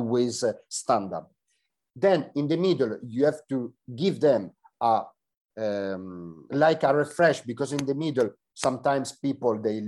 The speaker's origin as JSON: {"language": "English", "country": "Italy", "said": "I'm here from Italy and I'm, I don't know, in the opposite side of the world"}